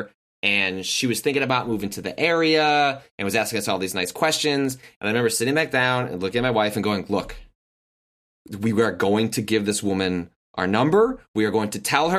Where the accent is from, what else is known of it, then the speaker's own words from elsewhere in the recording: Chicago, Illinois, United States; I grew up in the Chicagoland area